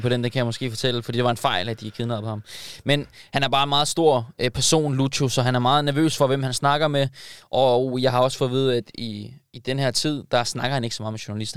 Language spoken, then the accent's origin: Danish; Denmark; som dansker